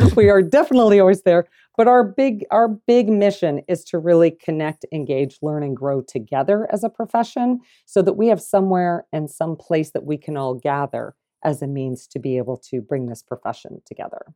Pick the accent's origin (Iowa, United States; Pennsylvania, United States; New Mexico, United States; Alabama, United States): Iowa, United States; Des Moines; moved away as an adult; now in Kansas City, United States; growing up in Iowa, in the city, Des Moines